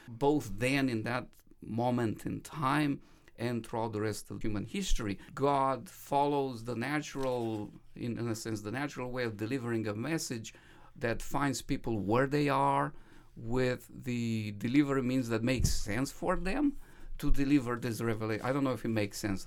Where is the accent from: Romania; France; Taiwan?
Romania; moved away as an adult; now in United States; I was growing up in Romania as a minority Seventh-day Adventist, um, child